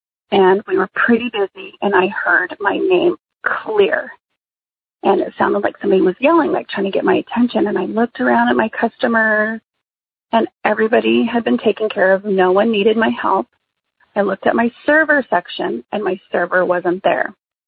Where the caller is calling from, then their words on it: New Mexico, United States; I am calling from New Mexico.